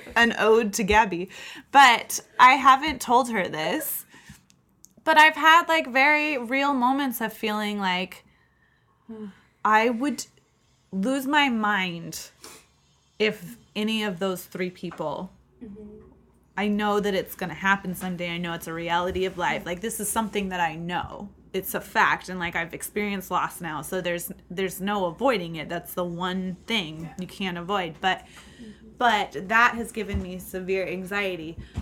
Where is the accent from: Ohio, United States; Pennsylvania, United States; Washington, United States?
Washington, United States; Seattle; And I grew up in Seattle